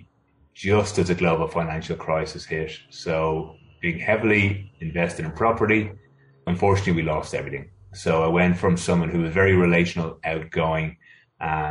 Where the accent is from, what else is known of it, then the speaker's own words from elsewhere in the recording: Ireland; moved away as an adult; now in Sydney, Australia; I'm originally from Ireland. I now live in Sydney, Australia. I moved here in 1999.